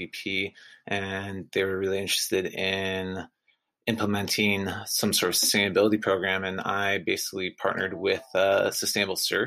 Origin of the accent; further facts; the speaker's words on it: Santa Barbara, California, United States; I grew up in Santa Barbara.